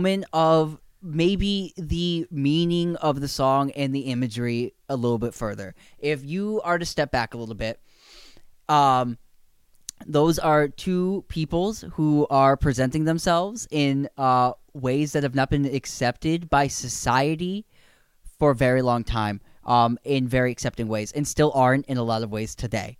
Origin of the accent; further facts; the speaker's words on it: United States; as an American